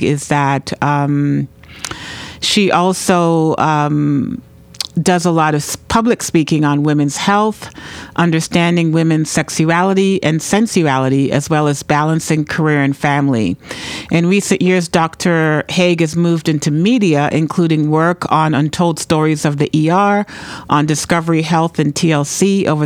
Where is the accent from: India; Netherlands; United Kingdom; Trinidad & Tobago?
Trinidad & Tobago; now in New Hampshire, United States; I'm the daughter of Grenadian and Venezuelan parents, and I was born in Trinidad